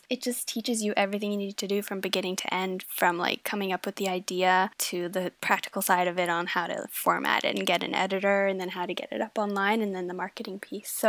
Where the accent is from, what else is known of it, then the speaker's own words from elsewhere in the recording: Denmark; born there; So I was born in Denmark and I have a very, very Danish family. And so it is just part of how we were growing up.